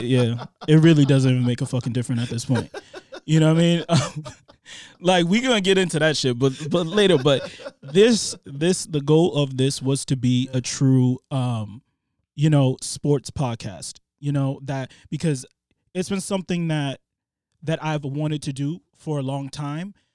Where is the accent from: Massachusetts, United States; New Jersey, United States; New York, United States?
Massachusetts, United States; Boston; growing up in Boston